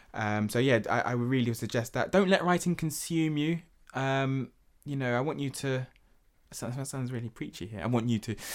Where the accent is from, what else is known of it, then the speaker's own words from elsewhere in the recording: London, United Kingdom; growing up in Hackney